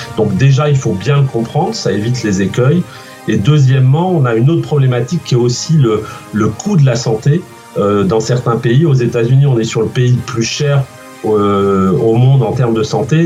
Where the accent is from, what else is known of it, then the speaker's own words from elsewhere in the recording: Guérande, Pays de la Loire, France; moved away as an adult; also born or lived in Redon / Paris; now in New York, United States; je suis né à, à Guérande. J'ai toute ma famille qui est, qui au sud, sud-Bretagne, enfin entre Nantes, Nantes et Vannes. Euh, j'y j'y suis né, j'ai fait mes études ici. Ensuite, je suis parti au lycée à Redon